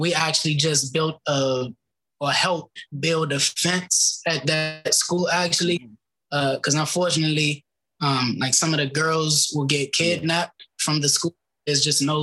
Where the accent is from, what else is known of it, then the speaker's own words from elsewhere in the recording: Glenarden, Maryland, United States; I got Glenarden in my veins. I grew up in Glenarden